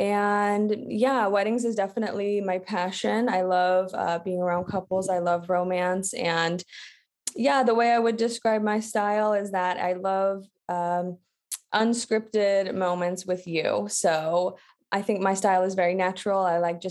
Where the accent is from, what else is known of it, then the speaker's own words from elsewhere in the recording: United States; moved away as an adult; also born or lived in Atlanta, Georgia; now in Paris, France; I am an American wedding photographer, but I'm based now in Paris. I've been here for almost 2 years now.